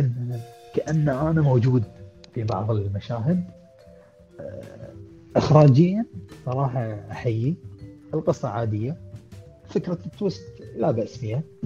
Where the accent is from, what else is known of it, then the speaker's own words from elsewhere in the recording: Kuwait; عندنا بالكويت